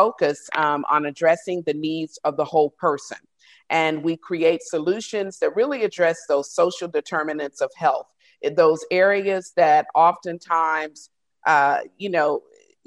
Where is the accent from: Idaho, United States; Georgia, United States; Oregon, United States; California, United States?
Georgia, United States; a small rural town in; I'm from a small rural town in Georgia.